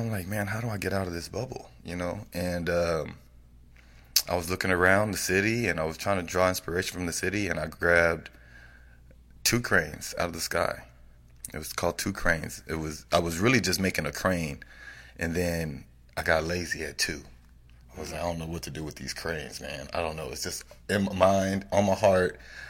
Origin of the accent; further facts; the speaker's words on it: Austin, Texas, United States; Why don't you support me? I'm from Austin.